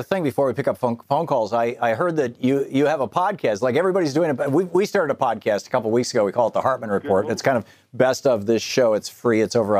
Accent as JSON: {"language": "English", "town": "Lansing", "region": "Michigan", "country": "United States", "tie": "born or raised there", "said": "I growing up in Lansing, Michigan"}